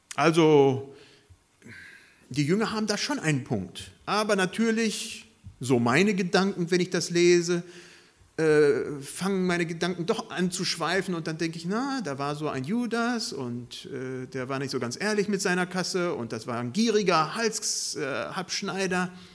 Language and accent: German; Germany; unsere Stärke als Deutsche